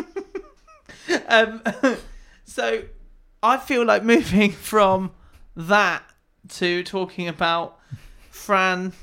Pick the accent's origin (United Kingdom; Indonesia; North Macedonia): United Kingdom; we're British